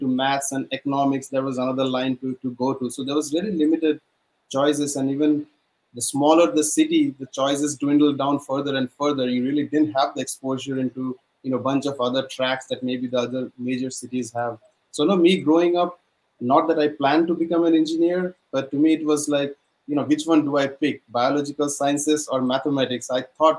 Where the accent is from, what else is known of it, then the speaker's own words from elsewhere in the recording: India; moved away as an adult; growing up in India